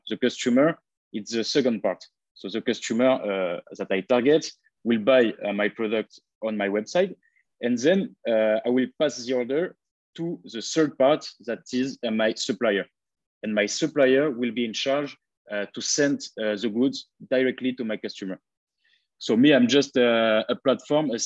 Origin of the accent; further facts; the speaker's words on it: France; accent: French; English is a second language; moved away as an adult; now in Bali, Indonesia; I come from France. You can heard it by my accent